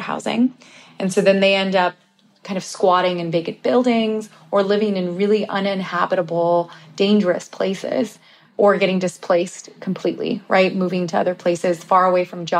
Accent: Bay Area, California, United States; I'm from the Bay Area and my family, my cousins and I are all talking about this, like how we can't afford to live in the Bay Area anymore and have families. And so even though we all grew up together

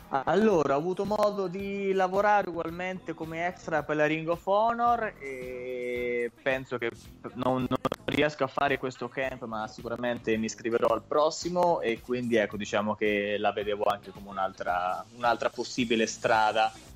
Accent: Italy

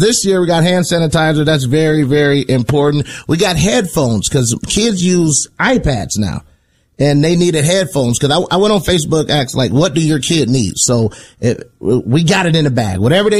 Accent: Indiana, United States; I'm from Indiana.

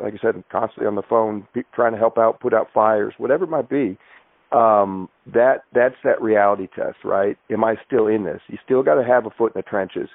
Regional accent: Everett, Washington, United States; a kid growing up with a single mom in Everett, Washington

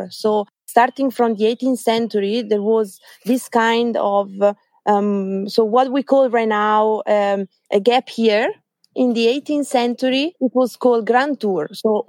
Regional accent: Lecco, Lombardy, Italy; English is a second language; also born or lived in Australia; I'm from Lecco, so from Lake Como, eastern side of Lake Como.

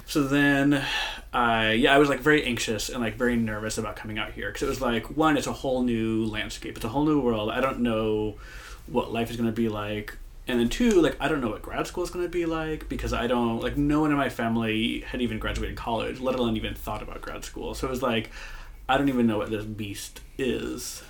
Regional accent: Moline, Illinois, United States; moved away as an adult; now in San Francisco, United States; I grew up in Moline, Illinois.

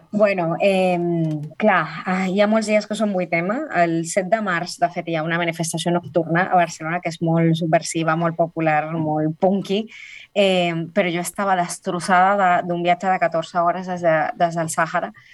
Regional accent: Colombia; now in Spain; soc l'única colombiana, sinó soc de les poques latinoamericanes

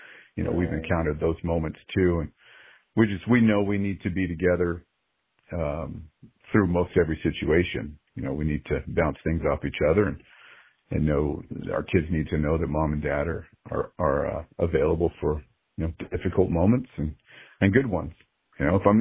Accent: California, United States; moved away as an adult; also born or lived in Georgia; now in Las Vegas, United States; We're originally from California

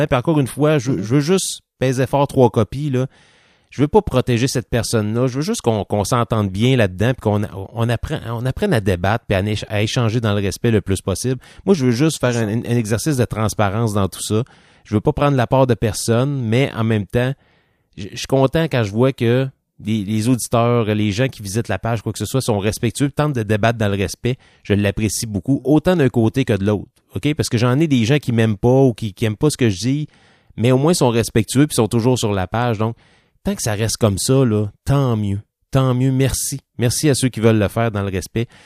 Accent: Quebec, Canada; Moi, je suis un Canadien québécois. Un Français, Canadien français.

